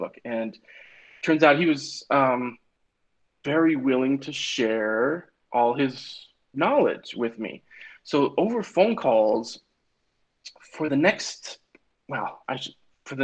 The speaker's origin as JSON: {"language": "English", "town": "Billings", "region": "Montana", "country": "United States", "tie": "born or raised there", "moved": "as an adult", "said": "I went back to my hometown of Billings"}